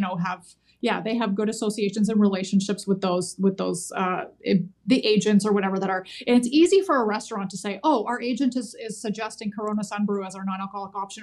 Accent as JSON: {"language": "English", "country": "Canada", "said": "as a Canadian"}